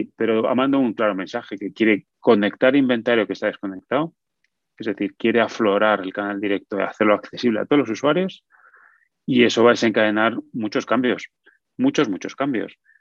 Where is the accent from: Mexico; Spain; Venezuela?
Spain; now in United States; Yo soy nacionalista español, o sea, tengo nacionalidad española